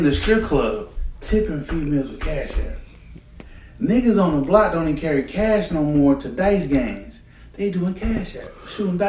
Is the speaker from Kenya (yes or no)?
no; United States; we're American